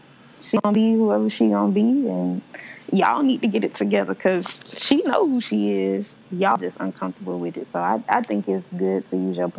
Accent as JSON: {"language": "English", "region": "the South", "country": "United States", "said": "y'all know I'm from the South"}